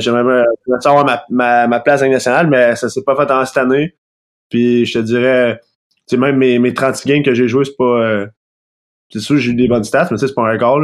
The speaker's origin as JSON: {"language": "French", "town": "Sorel-Tracy", "region": "Quebec", "country": "Canada", "tie": "born or raised there", "said": "pas natif, mais j'ai grandi à Sorel"}